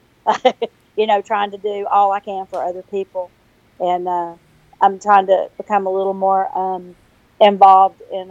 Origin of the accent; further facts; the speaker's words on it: the South, United States; accent: Southern; my Southern accent